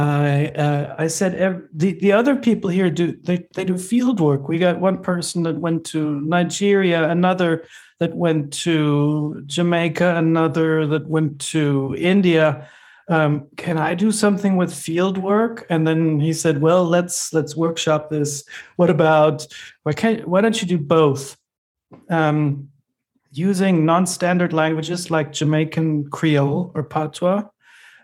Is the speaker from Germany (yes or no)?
yes; Germany; English is a second language; moved away as an adult; now in Austin, United States; I grew up in Germany